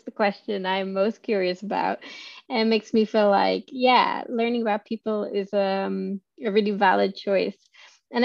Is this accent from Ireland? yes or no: yes; Ireland; moved away as an adult; also born or lived in Edinburgh; I grew up on a farm in the middle of nowhere in Ireland, but being Irish